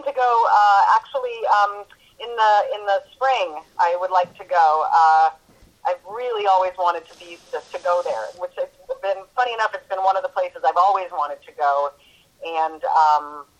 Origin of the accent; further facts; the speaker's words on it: New England, United States; I grew up in New England